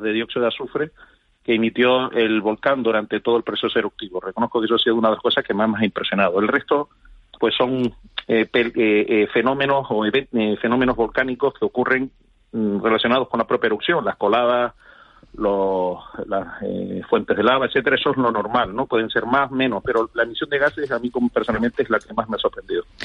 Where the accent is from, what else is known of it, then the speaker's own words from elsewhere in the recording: Canary Islands, Spain; como canario, como ciudadano que vive en Canarias